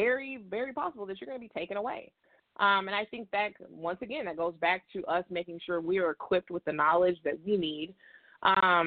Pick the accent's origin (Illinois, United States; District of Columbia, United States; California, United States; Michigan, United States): Illinois, United States; South Holland; I live out in the South suburbs. I'm from South Holland